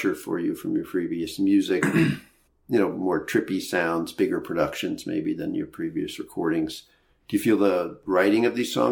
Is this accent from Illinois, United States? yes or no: yes; Chicago, Illinois, United States; I'm from Chicago